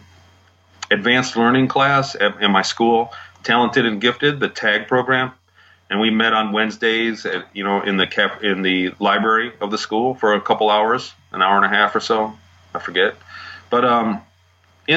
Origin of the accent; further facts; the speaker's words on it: Michigan, United States; I grew up here in Michigan